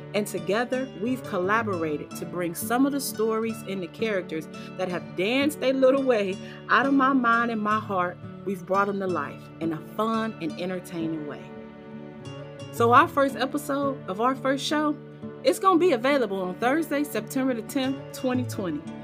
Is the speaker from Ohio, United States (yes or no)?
yes; Cleveland, Ohio, United States; moved away as an adult; now in Charleston, United States; relocate from my hometown of Cleveland, Ohio to beautiful Charleston, South Carolina. So, this little black girl who grew up in the West 25th Projects